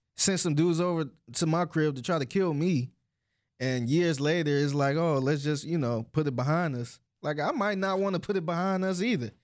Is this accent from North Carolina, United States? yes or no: no; Cleveland, Ohio, United States; I'm from Cleveland